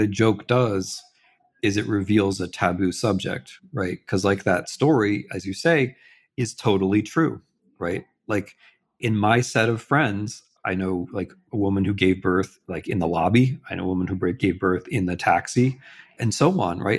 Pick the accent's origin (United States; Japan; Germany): United States; I'm an American and I'm a historian, but I'm not an American historian